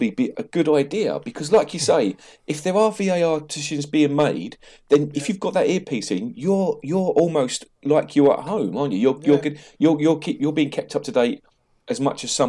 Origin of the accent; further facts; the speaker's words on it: Bristol, South West England, United Kingdom; I'm from Bristol